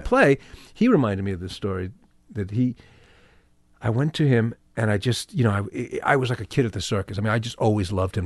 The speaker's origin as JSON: {"language": "English", "town": "New York City", "region": "New York", "country": "United States", "tie": "born or raised there", "also_born_or_lived": "New Jersey", "said": "I grew up in Manhattan, in New York."}